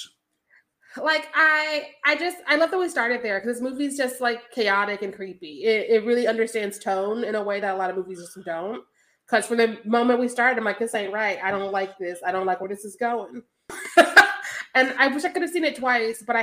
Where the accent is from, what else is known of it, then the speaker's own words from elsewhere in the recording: Missouri, United States; moved away; also born or lived in Texas; I am an American who was raised in Missouri and then went to Texas